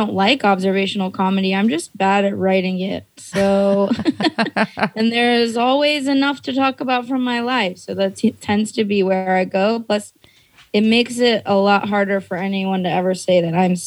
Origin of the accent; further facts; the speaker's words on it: the Bay Area, California, United States; also born or lived in Portland / New York; now in Los Angeles, United States; I grew up in the Bay